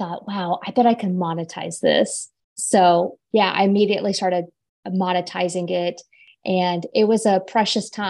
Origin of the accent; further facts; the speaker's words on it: Florida, United States; moved away as an adult; also born or lived in Chicago area, Illinois; now in Chicago, United States; I grew up in Florida. Shout out to all my Floridians, and moved to the Chicago area after I graduated from college.